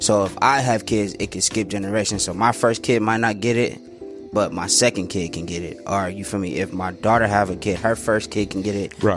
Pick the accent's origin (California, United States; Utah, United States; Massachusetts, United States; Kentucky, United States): California, United States; San Bernardino; moved away as an adult; now in Phoenix, United States; I'm originally from San Bernardino